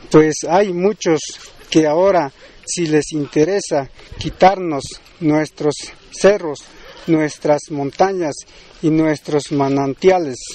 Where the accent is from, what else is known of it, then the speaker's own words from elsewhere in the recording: Mexico; procederemos a rendir honores a nuestra bandera como mexicanos que somos y luego realizaremos una ceremonia tradicional como indígena de estas tierras.